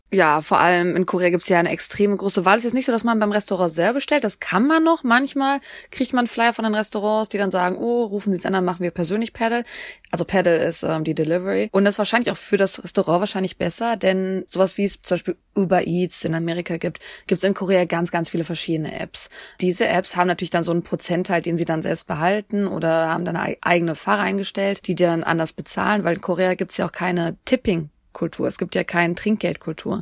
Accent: Germany

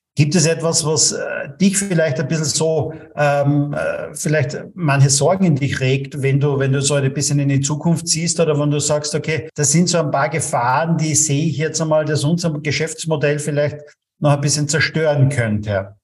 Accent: Austria; bei uns in Österreich

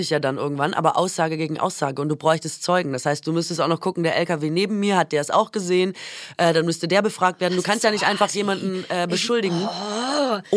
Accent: Baden-Württemberg, Germany; born or raised there

